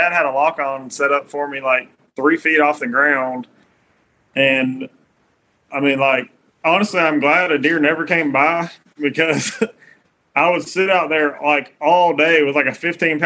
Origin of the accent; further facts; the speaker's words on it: Middle Georgia, United States; I'm from Middle Georgia